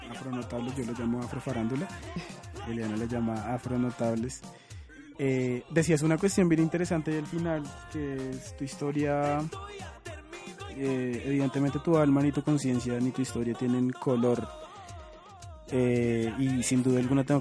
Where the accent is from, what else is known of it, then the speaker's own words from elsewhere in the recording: Cartagena, Bolívar, Colombia; Yo soy cartagenero, entonces eh, por eso es que escuchan mucha música originaria de Cartagena.